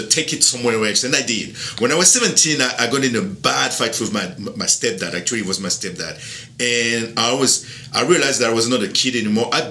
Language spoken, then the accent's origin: English; border with Italy, Provence-Alpes-Côte d'Azur, France; English is a second language; also born or lived in Miami, United States; now in Louisiana, United States; I am from France, south of France, right at the border with Italy. Actually, I am half French, half Sicilian.